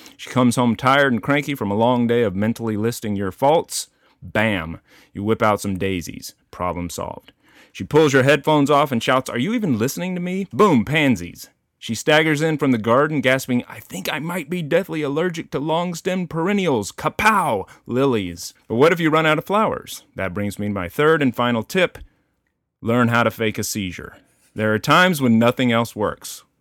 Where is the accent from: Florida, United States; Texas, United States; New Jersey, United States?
Texas, United States; Denton; moved away; also born or lived in Boston; I grew up in Texas out, it was fairly rural, uh, Denton, Texas, in the s, in the country outside of Denton, Texas